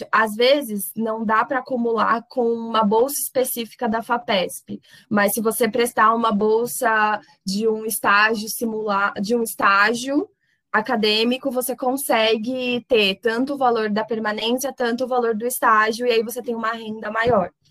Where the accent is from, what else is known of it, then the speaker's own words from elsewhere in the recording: São Paulo, Brazil; now in Franca, Brazil; Porque, por exemplo, eu venho de São Paulo.